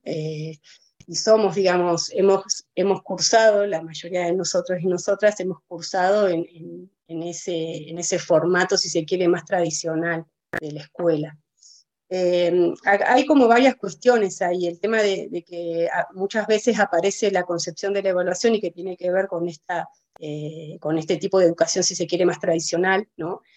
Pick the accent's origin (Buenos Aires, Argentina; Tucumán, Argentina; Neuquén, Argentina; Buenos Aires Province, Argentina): Neuquén, Argentina; Villa La Angostura; also born or lived in Cipolletti, Río Negro; yo soy nacida en Villa de Angostura, yo soy nacida acá en Villa, hice toda mi escolaridad en, acá en la localidad